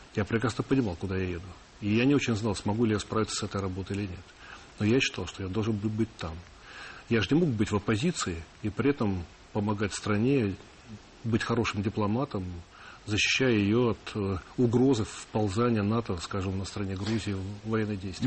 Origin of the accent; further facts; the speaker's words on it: Russia; я русский сначала, потом я россиянин, то есть я гражданин России